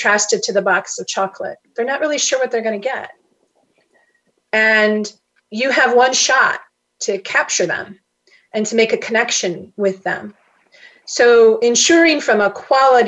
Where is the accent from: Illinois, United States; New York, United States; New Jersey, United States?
Illinois, United States; Chicago; grew up in Chicago